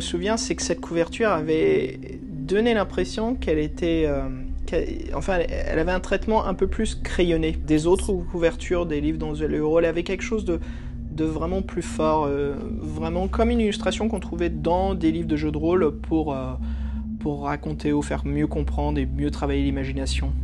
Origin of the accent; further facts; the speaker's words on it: France; also born or lived in United States; quand je suis venu, j'ai déménagé et fait la suite de mon enfance en France